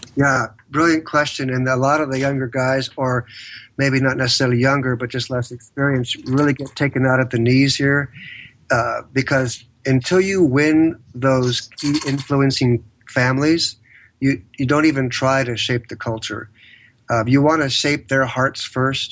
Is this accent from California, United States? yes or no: yes; San Diego, California, United States; born and raised in San Diego, California